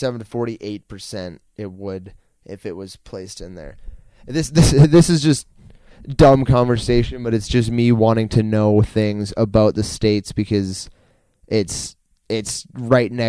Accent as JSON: {"language": "English", "region": "Alberta", "country": "Canada", "said": "I'm from Alberta"}